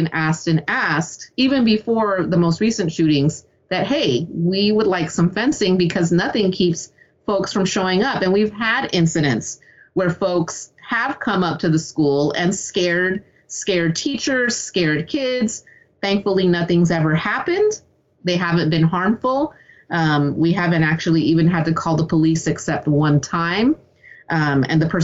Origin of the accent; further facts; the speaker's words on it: San Lorenzo, California, United States; also born or lived in Hayward, California; growing up in the East Bay